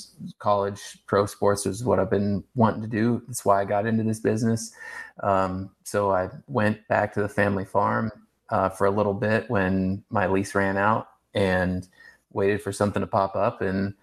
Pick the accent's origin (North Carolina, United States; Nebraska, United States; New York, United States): Nebraska, United States; Nelson; moved away as an adult; also born or lived in Casper, Wyoming; I'm a small town Nebraska guy, born and raised, in Knuckles County outside of Nelson.